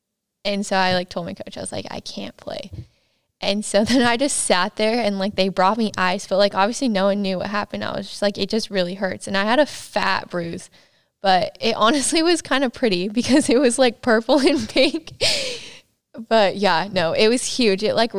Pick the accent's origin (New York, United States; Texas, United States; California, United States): California, United States; Yucaipa; also born or lived in Loma Linda, United States; But I grew up in Yucaipa, California.